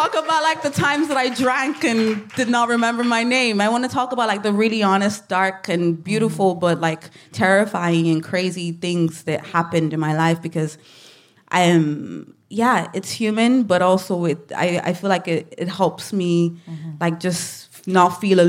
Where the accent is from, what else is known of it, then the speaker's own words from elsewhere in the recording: Nigeria; now in Ireland; the duality of being Nigerian and also being Irish and living in Ireland for so long, feeling misunderstood.